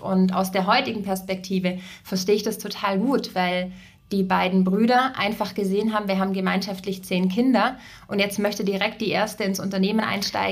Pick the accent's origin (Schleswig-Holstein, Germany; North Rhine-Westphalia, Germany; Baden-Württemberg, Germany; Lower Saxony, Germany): Baden-Württemberg, Germany; Ravensburg; moved away as an adult; also born or lived in Berlin; Ich komme aus Süddeutschland, äh, bin in ein Familienunternehmen hineingeboren worden. Wir haben äh, Mode- und Sporthäuser in Ravensburg